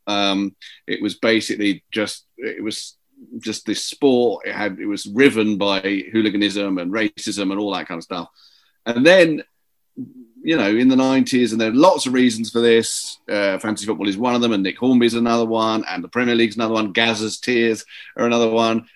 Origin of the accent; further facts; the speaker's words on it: London, United Kingdom; I grew up in Willesden and Cricklewood and that area